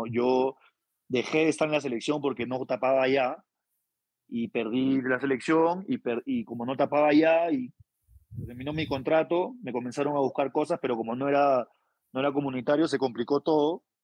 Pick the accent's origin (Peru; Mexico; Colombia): Peru; Es lo que todos queremos como peruanos